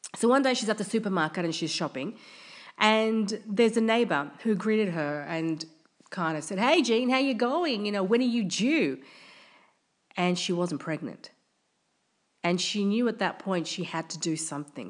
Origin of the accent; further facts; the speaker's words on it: Australia; I'm from Australia